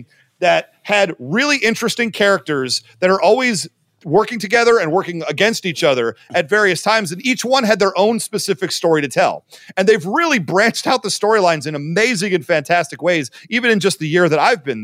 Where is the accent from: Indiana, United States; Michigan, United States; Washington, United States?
Michigan, United States; Livonia; also born or lived in Ohio; it's the Livonia Mall in Livonia, Michigan, my hometown